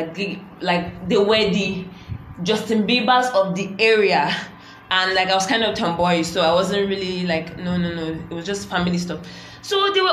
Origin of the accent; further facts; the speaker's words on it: Nigeria; being Nigerian